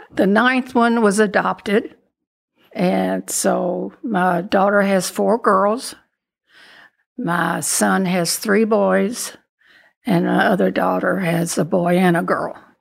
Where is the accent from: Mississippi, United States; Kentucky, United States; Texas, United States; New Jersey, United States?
Kentucky, United States; Louisville; also born or lived in Danville, Kentucky; when I was two, we came to Louisville, and I've been here ever since.